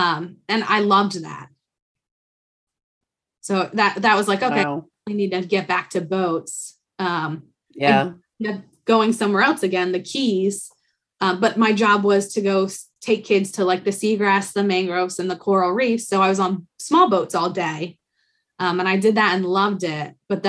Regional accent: Rhode Island, United States; we're from Rhode Island and my mom's from upstate New York and my dad's from Philadelphia.

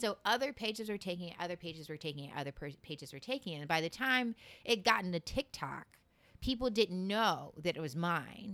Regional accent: Seminole County, Florida, United States; also born or lived in Midwest; I grew up in Seminole County

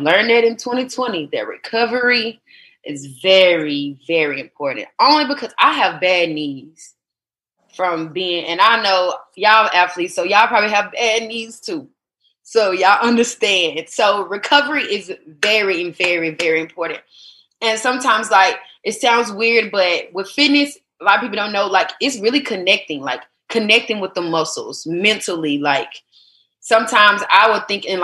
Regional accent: the South, United States; I was born in the South

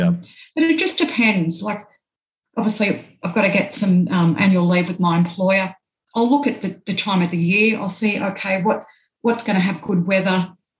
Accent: Australia; born or raised there

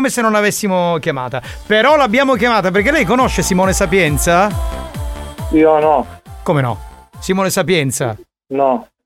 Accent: Catania, Sicily, Italy; No, io sono di Catania.

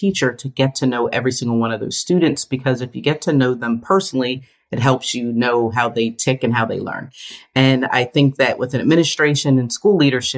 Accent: Bristol, Pennsylvania, United States; I was born and raised in the Bristol, PA area, just north of Philadelphia

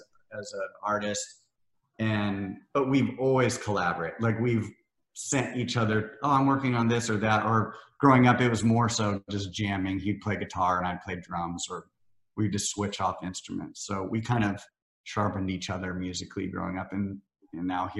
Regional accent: Iowa and Missouri, Midwest, United States; moved away as an adult; now in Nashville, United States; I grew up in Iowa and Missouri, the Midwest

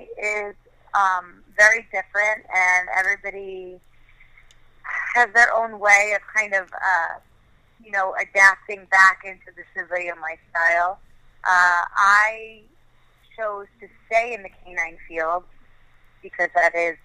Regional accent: New York, United States; growing up in New York and growing up a Yankees fan

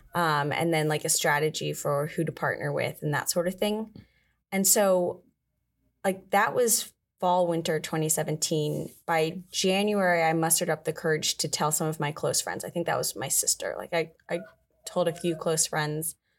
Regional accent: Galesville, Maryland, United States; I am originally from Galesville, Maryland. It's like a four hundred person town in Maryland

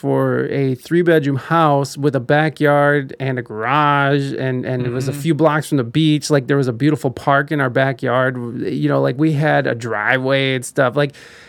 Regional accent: Ohio, United States; now in San Diego, United States; I'm from Ohio, and then I moved out to mm-hmm. San Diego.

